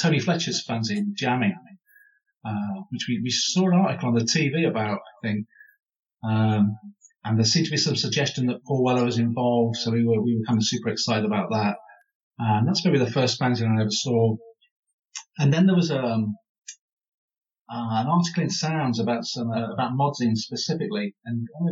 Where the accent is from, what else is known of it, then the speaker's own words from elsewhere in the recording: Midlands, United Kingdom; I'm from the Midlands as well